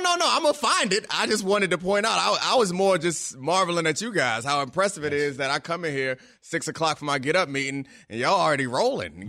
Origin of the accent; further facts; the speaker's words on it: Baltimore, Maryland, United States; I grew up in Baltimore